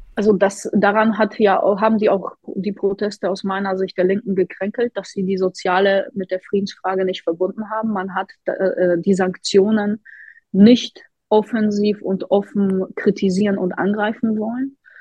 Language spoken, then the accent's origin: German; Poland; now in Hamburg, Germany; Ich komme ja selbst aus Polen